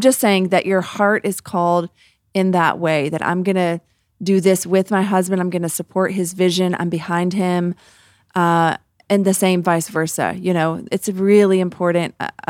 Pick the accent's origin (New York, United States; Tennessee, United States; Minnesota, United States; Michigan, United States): Tennessee, United States; Memphis; I grew up in the South, y'all, outside of Memphis in a suburb of Tennessee, and it was like almost this expected.